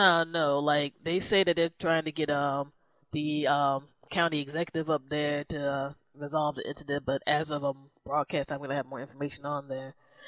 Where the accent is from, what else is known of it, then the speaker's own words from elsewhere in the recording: Maryland, United States; this is my home state.